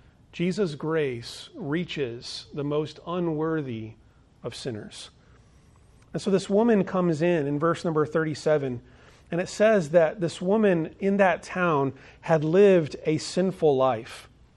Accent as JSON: {"language": "English", "town": "Phoenix", "region": "Arizona", "country": "United States", "tie": "born or raised there", "said": "In fact, where I grew up in Phoenix, Arizona, most of the homes were in like neighborhoods"}